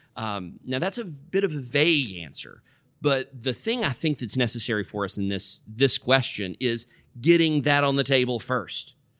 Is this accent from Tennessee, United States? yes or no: yes; middle Tennessee, United States; moved away as an adult; also born or lived in West Africa; I was born and raised out in the Cow Pasture in the middle of Tennessee